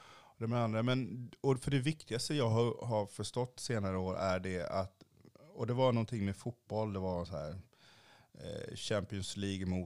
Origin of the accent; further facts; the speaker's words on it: Kalmar County, Sweden; also born or lived in Haiti; jag är uppvuxen på Öland